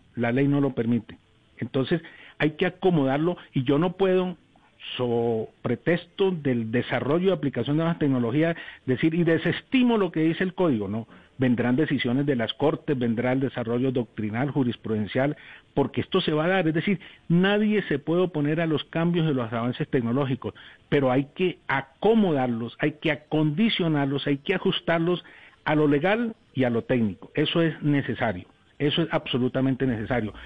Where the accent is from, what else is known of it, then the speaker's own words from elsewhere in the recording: Colombia; somos los colombianos, somos punto referente